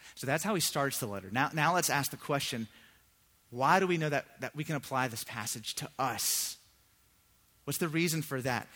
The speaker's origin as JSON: {"language": "English", "town": "Virginia Beach", "region": "Virginia", "country": "United States", "tie": "born or raised there", "said": "I grew up in Virginia Beach. That's where I'm from"}